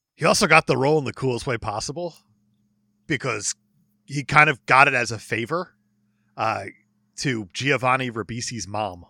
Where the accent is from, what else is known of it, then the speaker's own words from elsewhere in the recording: New Jersey, United States; I'm from Jersey, baby.